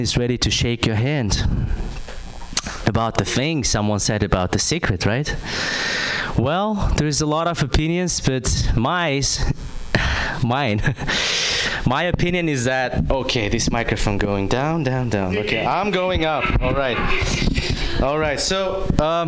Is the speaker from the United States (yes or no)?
no; Kazakhstan; I'm from Kazakhstan